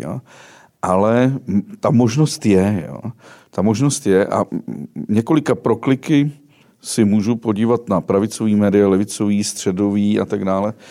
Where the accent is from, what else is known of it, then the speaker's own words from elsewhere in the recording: West Bohemia, Karlovy Vary Region, Czechia; nejhezčí Čechy jsou ty, z kterých pocházím já, tedy západní Čechy, Karlovarsko